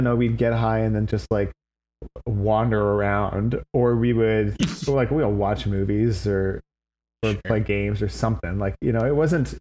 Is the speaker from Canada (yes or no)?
yes; Vancouver, British Columbia, Canada; I come from Vancouver, British Columbia.